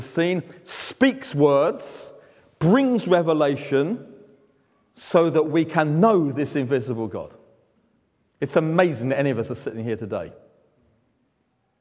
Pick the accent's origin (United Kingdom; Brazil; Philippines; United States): United Kingdom; London; I speak slower because I'm from London